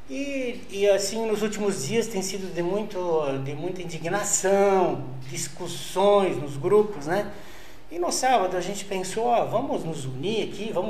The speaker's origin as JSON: {"language": "Portuguese", "region": "Rio Grande do Sul", "country": "Brazil", "moved": "as an adult", "said": "Eu vim do Rio Grande do Sul naquele tempo, né?"}